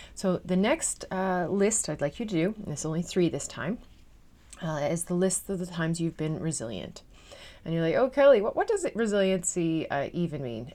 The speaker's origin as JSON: {"language": "English", "region": "Newfoundland and Labrador", "country": "Canada", "moved": "yes", "lives_now": "Netherlands"}